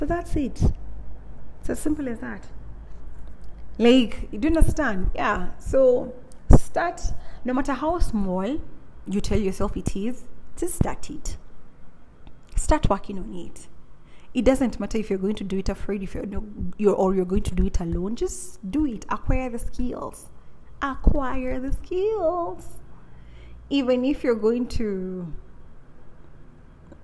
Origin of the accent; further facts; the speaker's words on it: Kenya; Being born and raised in Africa, more so in my Kikuyu African, in my Kikuyu culture